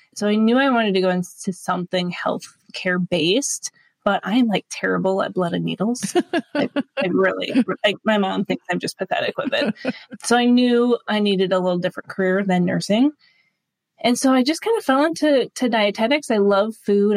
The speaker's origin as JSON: {"language": "English", "town": "Duluth", "region": "Minnesota", "country": "United States", "tie": "born or raised there", "also_born_or_lived": "Winona, Minnesota", "said": "I found a local triathlon here uh, near Duluth, Minnesota, which is my hometown area"}